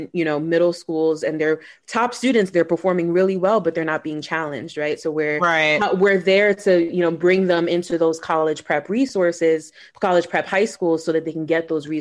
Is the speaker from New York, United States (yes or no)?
yes; New York City, New York, United States; born and raised in New York in Brooklyn